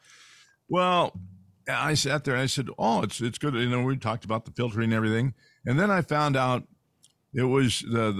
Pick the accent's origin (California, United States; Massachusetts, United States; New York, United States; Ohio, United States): California, United States; San Joaquin Valley; moved away; also born or lived in Louisiana; I grew up in the San Joaquin Valley